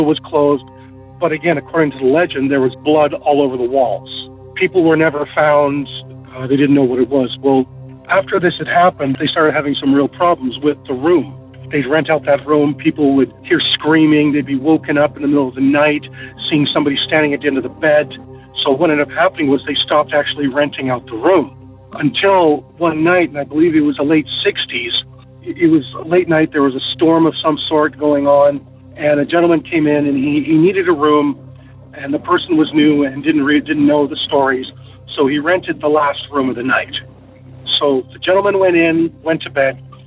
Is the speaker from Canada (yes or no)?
yes; Lethbridge, Alberta, Canada; I was raised in a small town called Lethbridge, Alberta, 2 hours south of Calgary